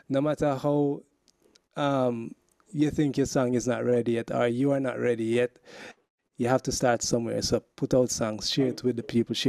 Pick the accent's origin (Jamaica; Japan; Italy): Jamaica; I'm Jamaican